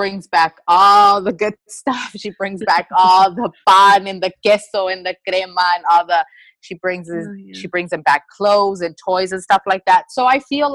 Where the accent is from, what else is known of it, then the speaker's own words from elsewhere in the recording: United States; even though I was born here in the United States